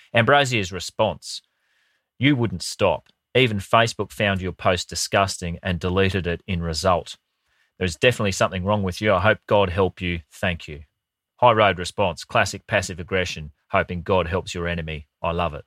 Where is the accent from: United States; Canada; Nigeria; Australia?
Australia; Brisbane, Queensland; when I grew up in Brisbane